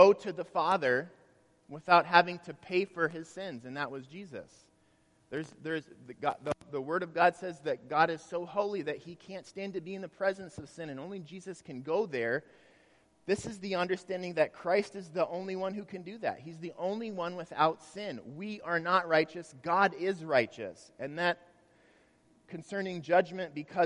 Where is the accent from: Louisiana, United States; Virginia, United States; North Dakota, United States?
North Dakota, United States; Grand Forks; when I was in high school, I grew up in Grand Forks in high school